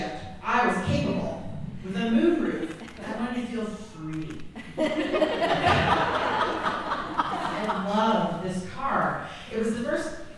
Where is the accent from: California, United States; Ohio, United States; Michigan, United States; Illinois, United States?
Illinois, United States; Clinton County; moved away as an adult; now in St. Louis, United States; I'm from Clinton County, Illinois